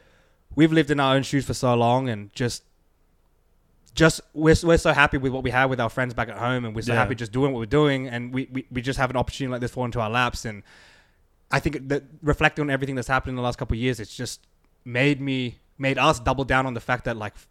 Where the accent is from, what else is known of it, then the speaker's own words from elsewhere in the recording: Sydney, New South Wales, Australia; I mean, I'm from Sydney, man. We're from Australia.